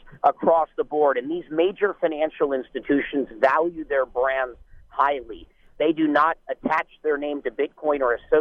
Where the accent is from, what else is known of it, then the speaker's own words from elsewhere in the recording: United States; as Americans